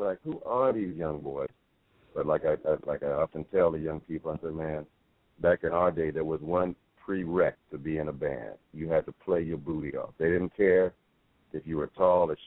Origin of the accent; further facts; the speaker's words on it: Denver, Colorado, United States; I was born in Denver, Colorado